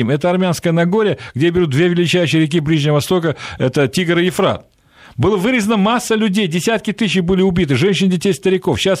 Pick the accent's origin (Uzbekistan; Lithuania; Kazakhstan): Uzbekistan; Central Asia, Fergana Valley; also born or lived in Transcaucasia; now in Russia; Я родился, вырос в Средней Азии, в Ферганской долине